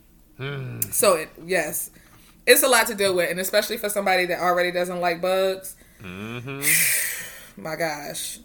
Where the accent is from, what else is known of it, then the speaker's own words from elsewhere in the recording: Roanoke, Virginia, United States; I'm from Roanoke